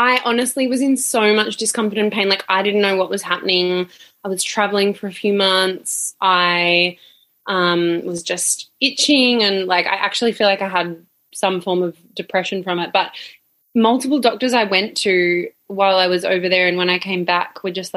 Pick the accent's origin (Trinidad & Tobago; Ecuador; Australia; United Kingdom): Australia; Sunshine Coast, Queensland; now in Melbourne, Australia; I grew up on the Sunshine Coast in Queensland